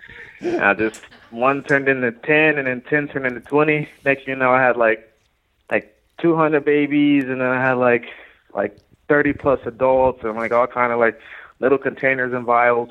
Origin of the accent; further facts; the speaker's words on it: Fontana, California, United States; now in San Bernardino, United States; Well, I live in San Bernardino. I grew up in Fontana.